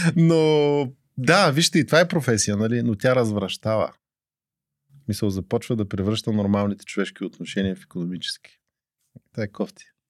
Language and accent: Bulgarian; Burgas, Burgas Province, Bulgaria; now in Sofia, Bulgaria; роден съм в Бургас, но имам здрави селски корени